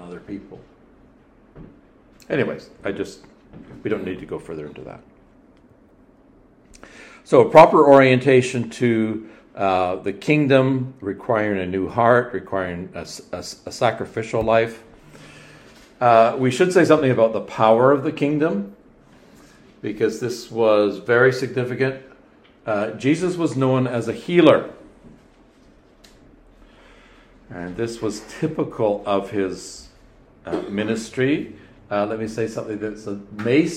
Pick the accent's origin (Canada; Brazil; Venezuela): Canada; I'm Canadian